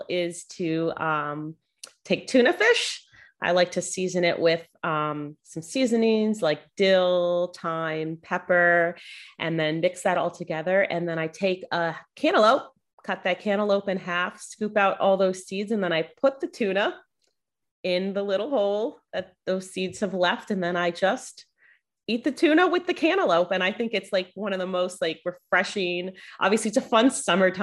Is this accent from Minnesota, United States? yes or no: no; South Florida, United States; I grew up in South Florida